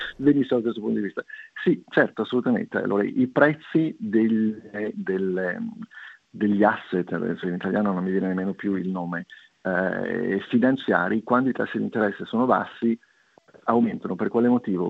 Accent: Liguria, Italy; da Ligure

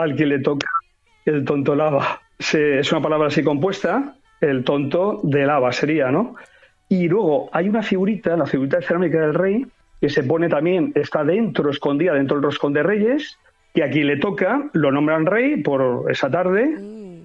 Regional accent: Caudete, Castilla-La Mancha, Spain; en mi pueblo, en Caudete, que es la, está en la provincia de Albacete

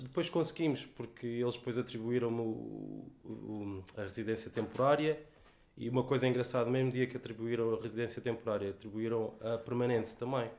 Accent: Portugal; moved away as an adult; also born or lived in São Tomé and Príncipe / Porto / Viseu / Lisbon; now in Sydney, Australia; nasci em São Tomé e Príncipe, mas saí de lá muito pequeno, quando tinha 3 anos. Fui viver o resto da minha vida em Portugal, Fiquei lá 30 e tal anos

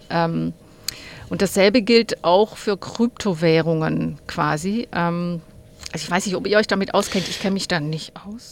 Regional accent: Hegau, Baden-Württemberg, Germany; now in Australia; ursprünglich komme ich aus dem schönen Hegau

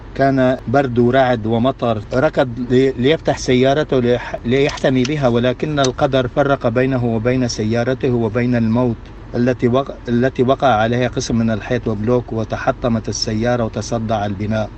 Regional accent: Latakia, Latakia Governorate, Syria; moved away; عندنا بسوريا

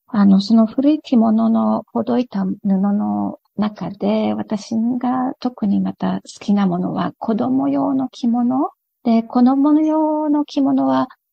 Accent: Japan; moved away as an adult; now in Australia; 子供の頃からずっと日本にいる頃からやっていた

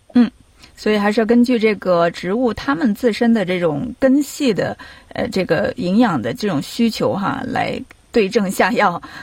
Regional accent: Sichuan, China; now in Australia; 因为我们在四川，它叫高笋

